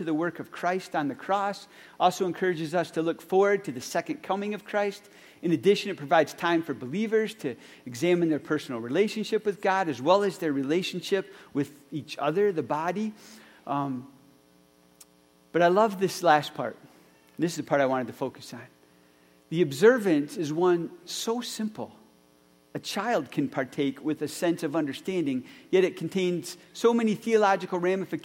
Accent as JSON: {"language": "English", "town": "Lucas", "region": "Michigan", "country": "United States", "tie": "born or raised there", "said": "growing up in Rehoboth Reformed Church in Lucas, Michigan."}